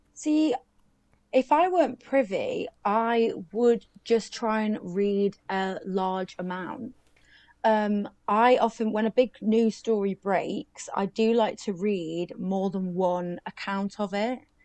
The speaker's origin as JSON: {"language": "English", "country": "United Kingdom", "said": "we're British"}